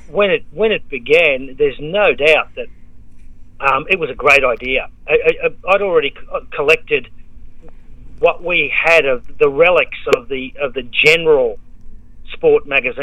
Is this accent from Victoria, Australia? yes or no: no; Sydney, New South Wales, Australia; now in Melbourne, Australia; Yeah, well, I went to Sydney when I was eight, and when I first went up there, it was amazing how different the world is now.